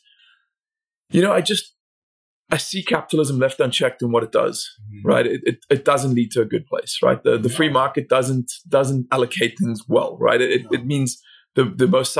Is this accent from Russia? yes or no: no; South Africa; moved away; I grew up in South Africa